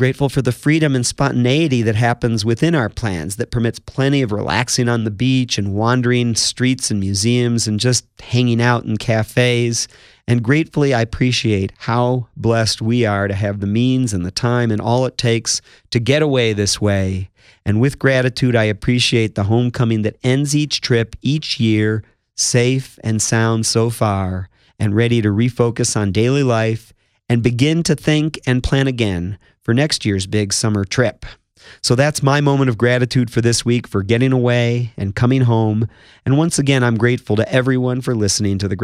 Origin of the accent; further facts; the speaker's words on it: United States; As progressive American Jews